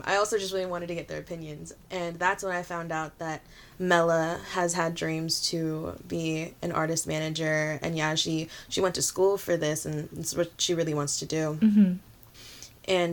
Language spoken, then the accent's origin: English; Bay Area, California, United States; I am a Filipina artist from the Bay Area